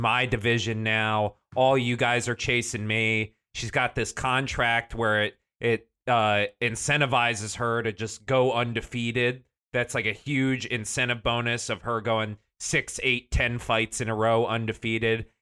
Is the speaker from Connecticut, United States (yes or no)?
yes; Connecticut, United States; that's my home state